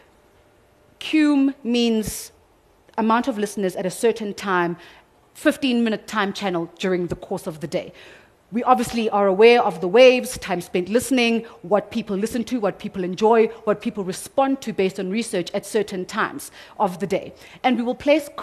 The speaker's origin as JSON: {"language": "English", "region": "South Coast of KwaZulu-Natal", "country": "South Africa", "said": "I come from the South Coast of KwaZulu-Natal. So we say uyayi, but isiZulu A says uyapi."}